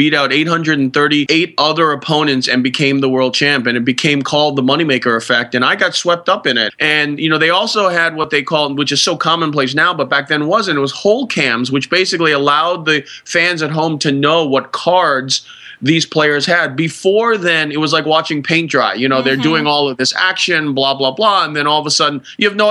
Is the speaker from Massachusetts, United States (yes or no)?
yes; Boston, Massachusetts, United States; my hometown paper, the Boston Herald